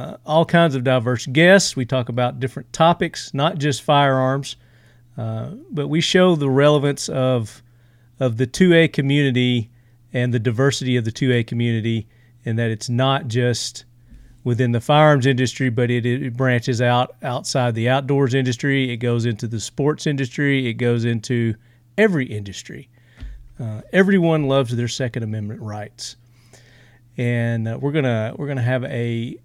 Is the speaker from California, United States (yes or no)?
no; Tennessee, United States; accent: Southern; I'm from Tennessee. In case you couldn't tell by my accent.